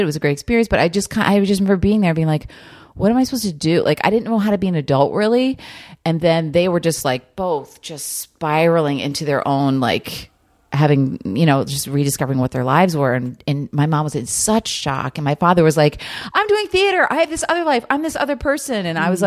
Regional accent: New Jersey, United States; moved away; I grew up in New Jersey.

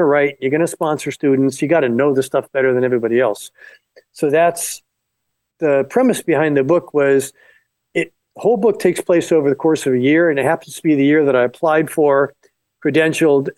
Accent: Florida Keys, United States; moved away; also born or lived in Los Angeles; I was born in the Florida Keys and I grew up near a swamp.

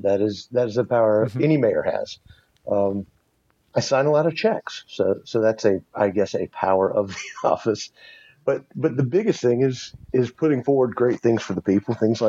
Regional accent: Columbia, South Carolina, United States; now in Cramerton, United States; I've lived here about 15 years. I was a transplant from Columbia, South Carolina.

